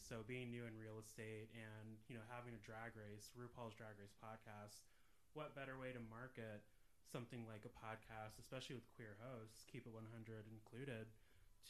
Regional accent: Alaska, United States; moved away as an adult; now in Indiana, United States; I am from Alaska originally.

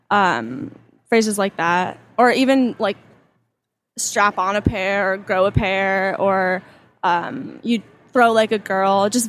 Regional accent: Maplewood, New Jersey, United States; Maple, New Jersey, and I'm 17

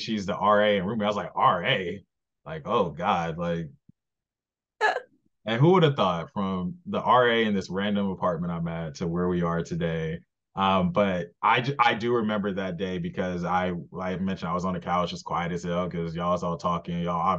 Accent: Los Angeles, California, United States; it's like half the people in our room was from LA. So we had that common ground.

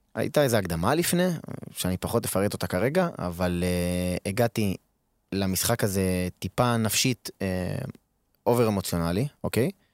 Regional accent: Israel; moved away as an adult; now in Odesa, Ukraine; אנחנו גדלנו בארץ

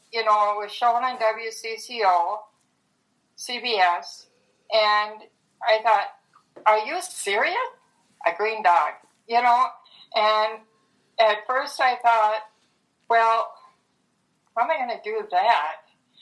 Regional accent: Minneapolis, Minnesota, United States; I'm from Minneapolis.

